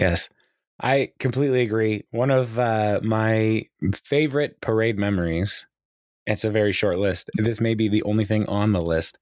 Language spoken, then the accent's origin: English; Kirkland, Washington, United States; moved away; I grew up in Kirkland, Washington